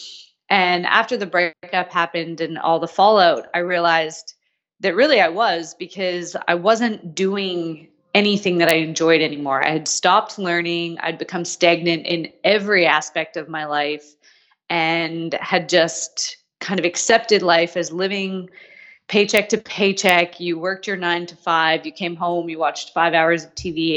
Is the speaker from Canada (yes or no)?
yes; Canada; moved away as an adult; also born or lived in Australia; I'm from Canada originally, was living in Australia